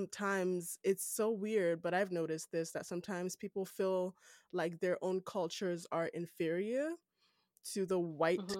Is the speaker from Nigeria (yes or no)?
yes; Nigeria; accent: Nigerian; now in Canada; I'm Nigerian. I still have my Nigerian accent.